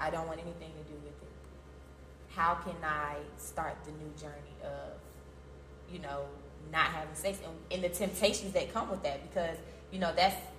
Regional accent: Atlanta, Georgia, United States; also born or lived in Chicago, Illinois; I'm from Chicago, but, you know, I went to high school in Atlanta

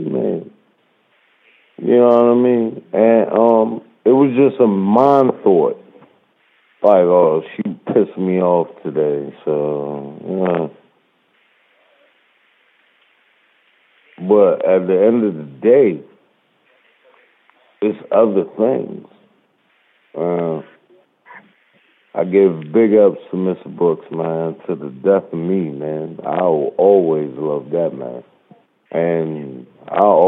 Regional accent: Jamaica; now in Maryland, United States; I'm Jamaican

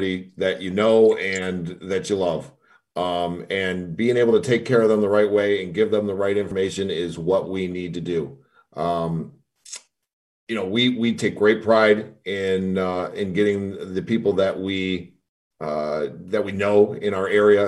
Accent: Southeast Michigan, United States; growing up in the Southeast Michigan area and in our neck of the woods

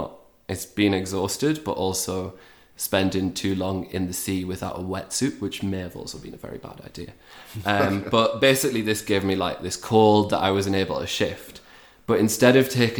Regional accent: Newcastle upon Tyne, North East England, United Kingdom; moved away as an adult; also born or lived in Lugo, Spain; now in Ecuador; I'm from Newcastle. If you don't know it, it's a lovely town in the northeast of England

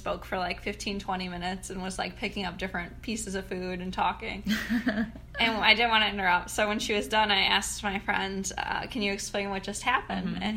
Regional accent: Mayfield Heights, Ohio, United States; I grew up in Mayfield Heights, a suburb in the eastern part of Cleveland.

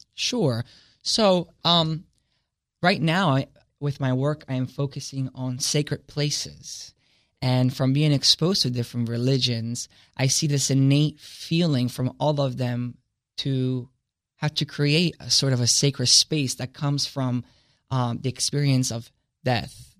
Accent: Italy; now in Delaware, United States; I come from Italy and it's a Catholic, uh, based society

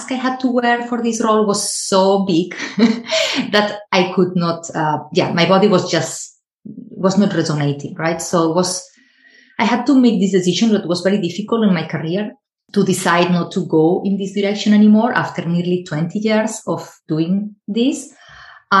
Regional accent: Spain; moved away; I am originally from Spain, so I started there.

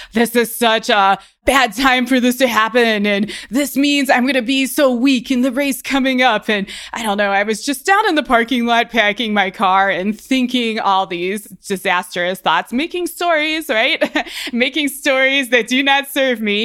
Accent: Ohio, United States; now in Colorado, United States

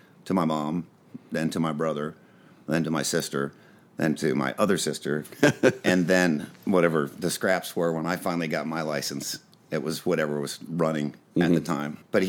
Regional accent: Indianapolis, Indiana, United States; moved away as an adult; now in Los Angeles, United States; Well, I was born in Indianapolis, Indiana.

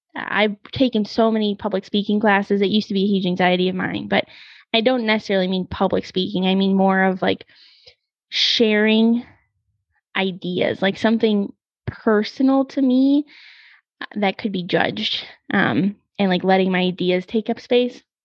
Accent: Missouri, United States; moved away as an adult; I went to school on the East Coast and I'm from Missouri

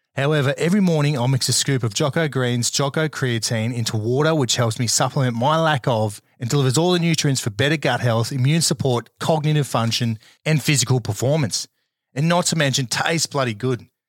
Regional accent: Australia; most of us have grown up here in Australia

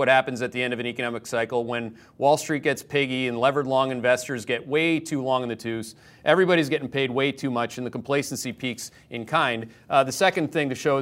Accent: Canada; now in Connecticut, United States; this is the country I came to as a Canadian who didn't want to be part of, at the time, the socialist government in Canada

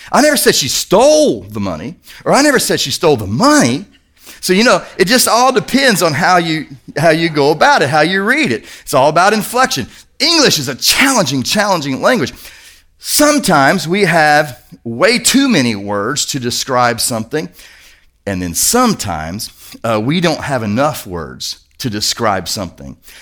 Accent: Kentucky, United States; I'm from Kentucky

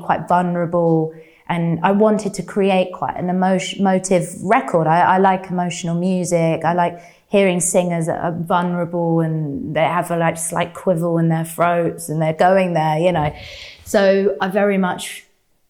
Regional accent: London, United Kingdom; growing up in London

